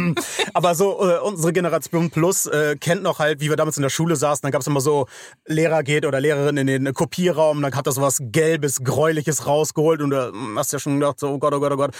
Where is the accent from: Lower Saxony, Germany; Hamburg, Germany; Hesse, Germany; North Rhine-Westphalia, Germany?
Hamburg, Germany; ich komme aus Hamburg, St. Georg